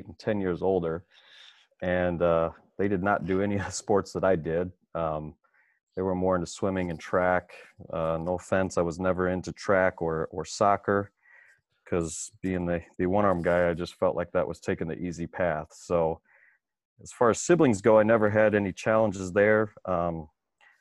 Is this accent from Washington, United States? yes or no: no; Cedar Falls, Iowa, United States; now in Chicago, United States; growing up in Cedar Falls, I was just involved in everything